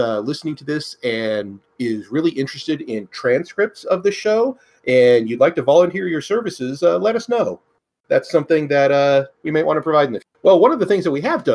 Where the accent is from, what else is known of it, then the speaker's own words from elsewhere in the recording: Northern California, United States; I grew up in Northern California, the woods, the hillbilly country